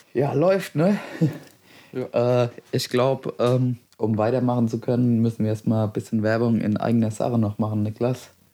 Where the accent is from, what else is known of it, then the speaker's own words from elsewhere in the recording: Westerngrund, Bavaria, Germany; Ich komme aus dem schönen Westerngrund, im Karlgrund.